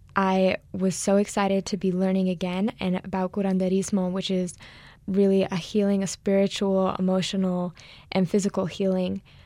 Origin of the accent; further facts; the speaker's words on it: New Mexico, United States; moved away as an adult; also born or lived in Los Angeles, United States; I was originally born and raised in New Mexico, so I'm home for the summer